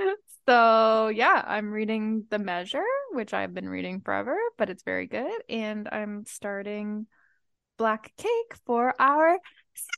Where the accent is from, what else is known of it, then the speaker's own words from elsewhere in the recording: Canada; We're from Canada.